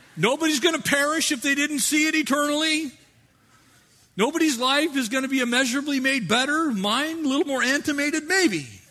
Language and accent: English; United States; we are American Christians